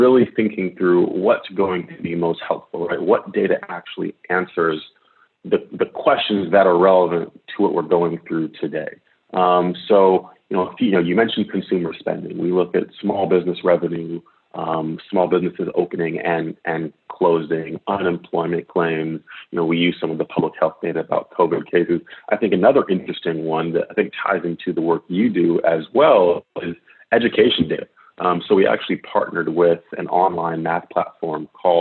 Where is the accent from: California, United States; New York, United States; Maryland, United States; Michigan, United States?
Michigan, United States; Detroit; moved away; I served in the mayor's office in Detroit, my hometown